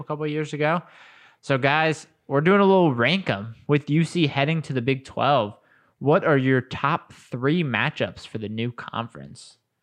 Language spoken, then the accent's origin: English; Colerain, Ohio, United States; I'm originally from Colbert